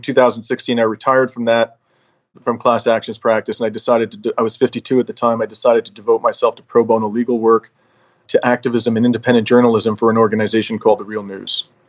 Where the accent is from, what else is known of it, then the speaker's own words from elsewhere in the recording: London, Ontario, Canada; moved away as an adult; also born or lived in Toronto / New York City; now in Montreal, Canada; I was actually born and raised in London, Ontario, to two Greek immigrant parents who came here in the 50s after living through the Depression, World War II, and the Civil War that followed.